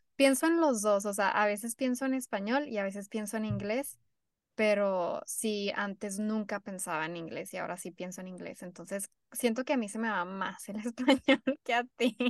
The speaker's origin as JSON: {"language": "Spanish", "country": "Mexico", "tie": "born or raised there", "moved": "yes", "lives_now": "United States", "said": "somos de la frontera, sí crecimos en México y somos mexicanas, de familias mexicanas, pero ya ahora vivimos en Estados Unidos"}